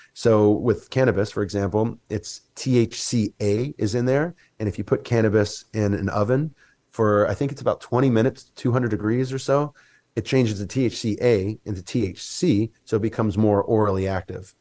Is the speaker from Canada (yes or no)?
no; Mississippi, United States; I grew up in Mississippi